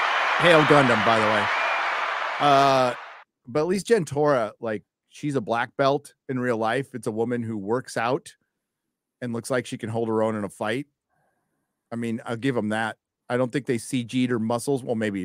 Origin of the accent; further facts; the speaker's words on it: United States; I'm an American, motherfucker. Through and through.